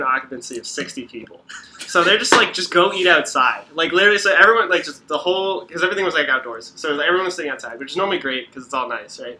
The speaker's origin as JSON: {"language": "English", "region": "Southern California", "country": "United States", "tie": "born or raised there", "said": "I grew up in Southern California"}